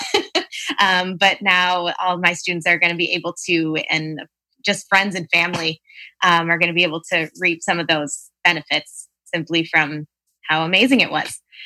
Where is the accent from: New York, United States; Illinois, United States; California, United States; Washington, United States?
Illinois, United States; Palatine; from Palatine, Illinois, so the northern suburbs of Chicago